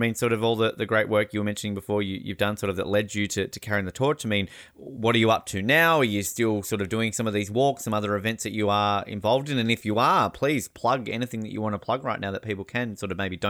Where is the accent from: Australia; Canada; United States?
Australia; I'm from Australia.